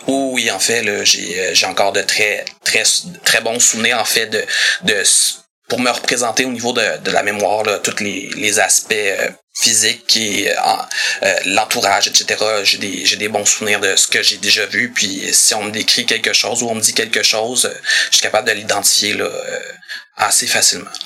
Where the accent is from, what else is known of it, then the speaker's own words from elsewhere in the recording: Saint-Hubert, Quebec, Canada; Je suis d'originaire de Saint-Hubert. J'habite toujours là-bas